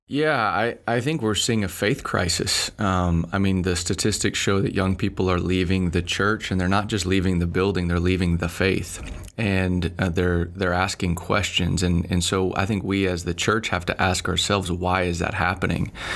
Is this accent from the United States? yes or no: yes; Dallas, Texas, United States; moved away as an adult; also born or lived in Finland; born and raised in Dallas, Bible church kid